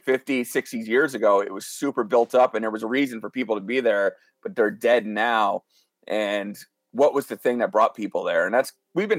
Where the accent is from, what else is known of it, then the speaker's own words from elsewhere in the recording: northeast Pennsylvania, United States; I'm from the northeast part of the state. Just I always tell everybody I'm from Wilkes-Barre just because that's where our music scene is here. But I live about 10 minutes south of Wilkes-Barre